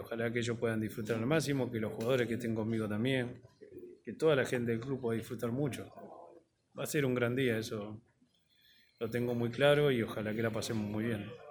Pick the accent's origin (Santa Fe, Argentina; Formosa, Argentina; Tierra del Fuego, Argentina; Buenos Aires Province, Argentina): Buenos Aires Province, Argentina; Don Torcuato; Yo nací en Don Torcuato, en un barrio normal